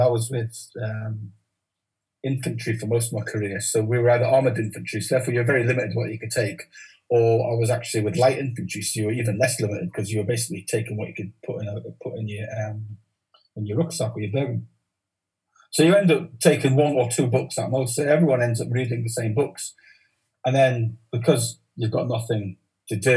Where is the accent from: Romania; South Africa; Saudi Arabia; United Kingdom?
United Kingdom; Newcastle upon Tyne, North East England; accent: Geordie; also born or lived in Carlisle; I grew up in a village just outside, a village called Hazelrigg, a pit village